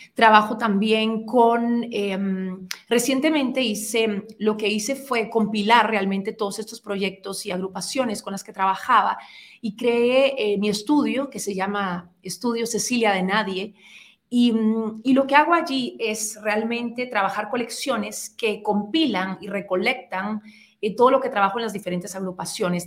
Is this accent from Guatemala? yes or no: yes; Guatemala; nosotros como guatemaltecos